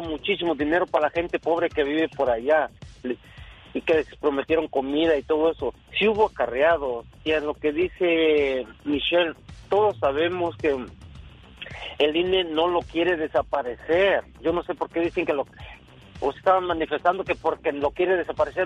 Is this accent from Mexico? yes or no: yes; Oaxaca, Mexico; now in Los Angeles, United States; Yo soy de Oaxaca